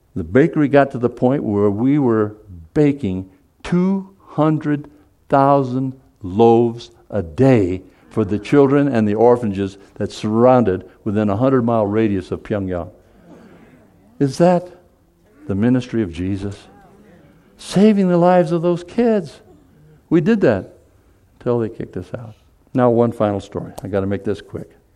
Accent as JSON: {"language": "English", "region": "Seoul", "country": "South Korea", "tie": "born or raised there", "said": "I was born in Seoul, Korea."}